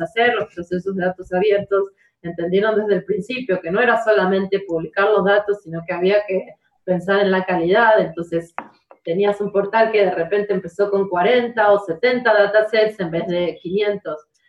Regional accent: Argentina; now in Guildford, United Kingdom; soy argentina

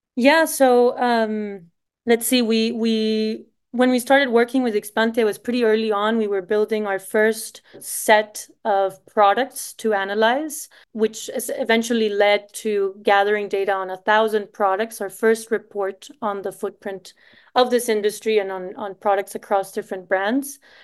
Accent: Costa Rica; moved away as an adult; also born or lived in Savannah, United States / Boston, United States; I'm Costa Rican.

